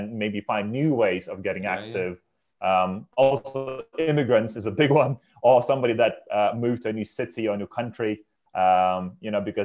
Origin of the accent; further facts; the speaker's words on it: Lithuania; moved away as an adult; now in United Kingdom; I'm from Lithuania, so I'm an immigrant in this country.